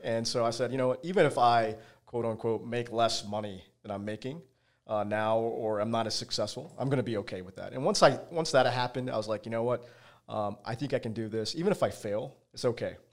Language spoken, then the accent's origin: English; Virginia, United States; I grew up in Virginia, uh, as a small kid